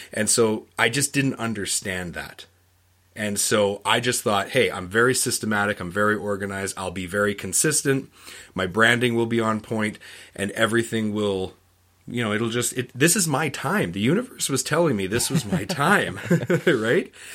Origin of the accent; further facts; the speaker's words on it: Canada; I'm from Canada